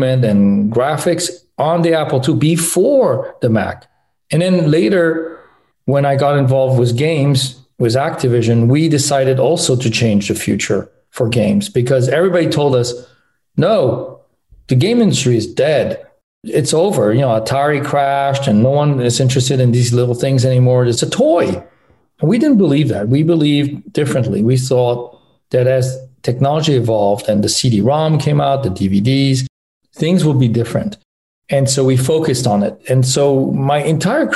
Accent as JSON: {"language": "English", "country": "France", "tie": "born or raised there", "also_born_or_lived": "Los Angeles, United States / Michigan, United States", "moved": "as an adult", "said": "I was born in Los Angeles, but grew up in France. My parents moved there when I was 4."}